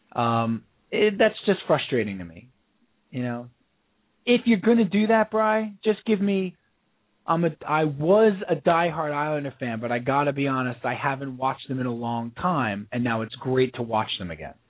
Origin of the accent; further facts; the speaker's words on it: United States; we're American